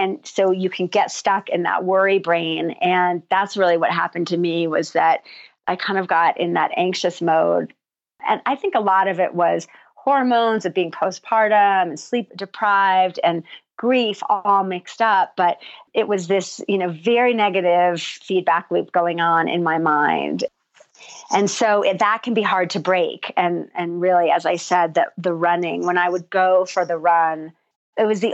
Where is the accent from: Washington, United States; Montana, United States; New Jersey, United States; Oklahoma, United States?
New Jersey, United States; moved away as an adult; also born or lived in New York City; now in New Mexico, United States; growing up in New Jersey